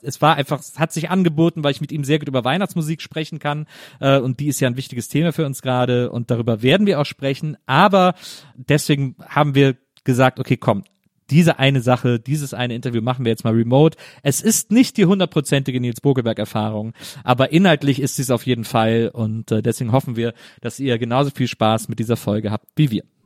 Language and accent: German; Cologne, North Rhine-Westphalia, Germany; moved away; meine alte Heimatstadt